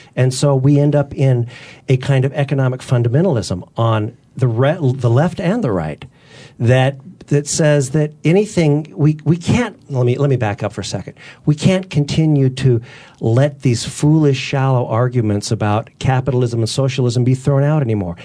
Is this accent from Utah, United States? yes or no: yes; Utah, United States; also born or lived in Southern California; I was, I was born in Southern California. I'm the son of a, a, a minister and a teacher. And at a very early age, we moved, I was a year old, we moved to Utah